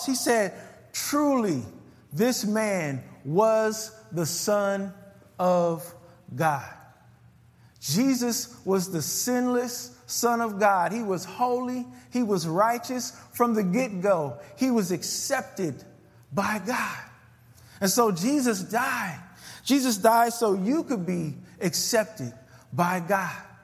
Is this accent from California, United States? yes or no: yes; California, United States; now in Chicago, United States; I'm from Cali